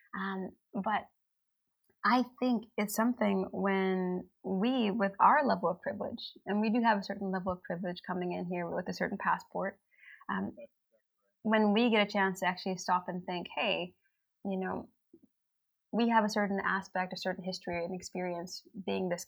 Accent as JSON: {"language": "English", "country": "United States", "moved": "yes", "lives_now": "Helsinki, Finland", "said": "people like us who are from the black diaspora, the African diaspora, that immigrated here"}